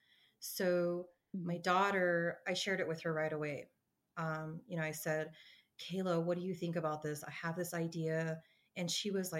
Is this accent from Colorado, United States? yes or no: yes; Colorado, United States; being born and raised in Colorado, I've spent most of my life here, well, all of my life here